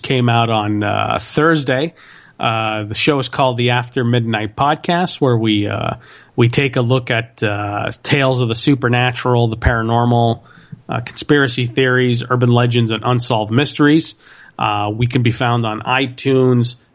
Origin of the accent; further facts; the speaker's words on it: Montreal, Quebec, Canada; born and raised in Montreal.